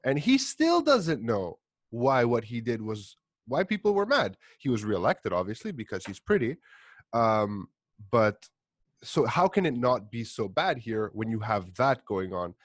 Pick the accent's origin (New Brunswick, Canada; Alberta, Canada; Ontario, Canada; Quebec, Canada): Quebec, Canada; Montreal; I'm Greek. I grew up in Montreal